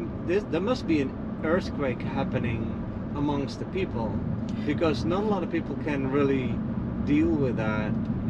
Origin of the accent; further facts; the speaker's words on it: Netherlands; now in Florida, United States; I'm Dutch. I'm from the Netherlands, and I'm not American.